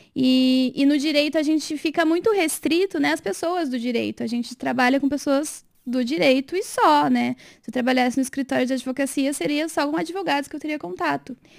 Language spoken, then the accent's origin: Portuguese; Rio Claro, São Paulo, Brazil; moved away as an adult; also born or lived in Pelotas, Brazil; now in Sorocaba, Brazil; eu sou do interior de São Paulo, né? Sou de Rio Claro